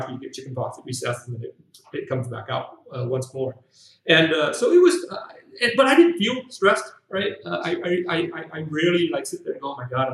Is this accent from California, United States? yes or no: yes; California, United States; moved away as an adult; also born or lived in Shanghai, China; now in Ho Chi Minh City, Vietnam; I was born here in Saigon and raised in the States